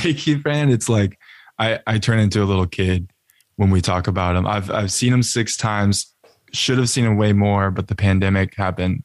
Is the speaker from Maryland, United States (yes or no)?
no; Austin, Texas, United States; also born or lived in Colorado; now in California, United States; I'm from Austin, Texas